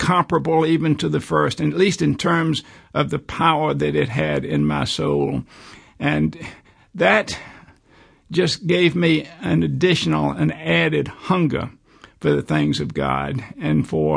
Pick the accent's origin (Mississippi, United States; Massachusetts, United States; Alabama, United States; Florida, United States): Alabama, United States; Birmingham; I was born in Birmingham in 1940, grew up here, went to school on the East Coast